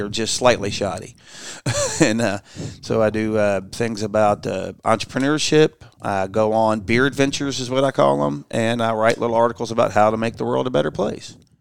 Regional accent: Louisville, Kentucky, United States; I grew up in Louisville, Kentucky

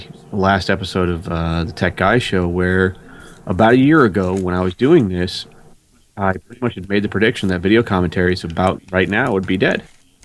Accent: Ireland; I'm Irish and I'm a stubborn bastard.

